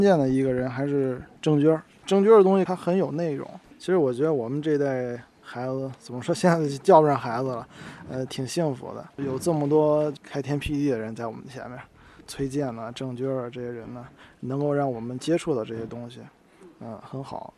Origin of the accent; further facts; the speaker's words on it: Weifang, Shandong, China; now in Jinan, China; 我是潍坊的